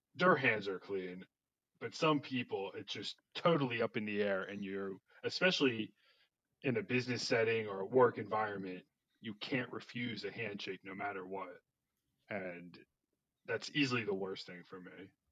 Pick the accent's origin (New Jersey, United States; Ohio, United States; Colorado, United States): New Jersey, United States; I'm from New Jersey